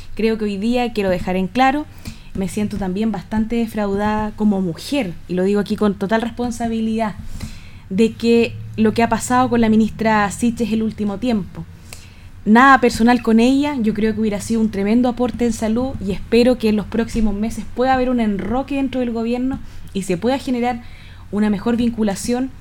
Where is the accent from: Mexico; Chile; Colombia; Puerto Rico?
Chile; como chilena